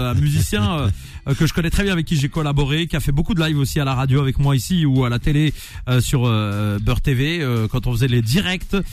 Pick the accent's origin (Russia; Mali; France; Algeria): Algeria; Sidi Bel Abbès, Sidi Bel Abbès Province; Sidi Belabès Donc le, berceau du rail.